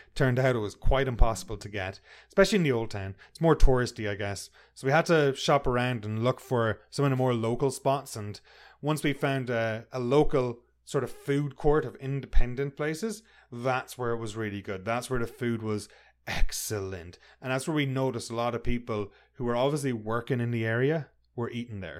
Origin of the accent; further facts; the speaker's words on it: Ireland; I'm from Ireland